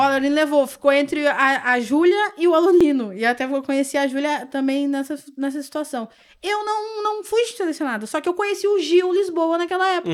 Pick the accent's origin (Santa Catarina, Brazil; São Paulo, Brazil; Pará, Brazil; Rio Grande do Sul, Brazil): Rio Grande do Sul, Brazil; Porto Alegre; Já daqui mesmo, Porto. Sou, sou de Porto Alegre